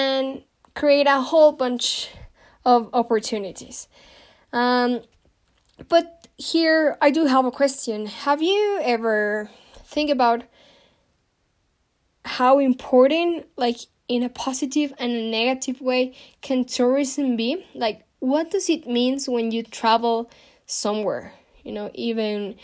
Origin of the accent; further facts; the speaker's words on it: Mexico; I'm from Mexico